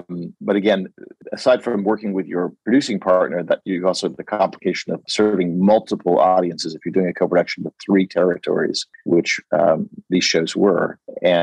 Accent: United States; I'm an American at a British production company working with an Italian company.

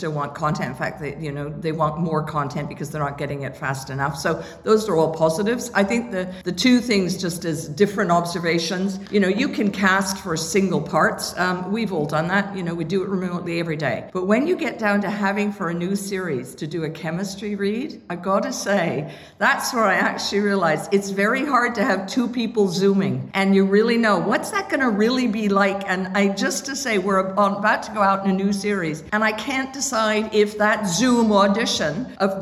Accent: Canada; for us Canadians up here

